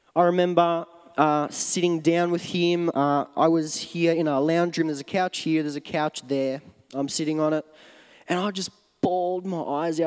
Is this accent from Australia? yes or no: yes; Melbourne, Victoria, Australia; moved away; my hometown in Melbourne, in Australia.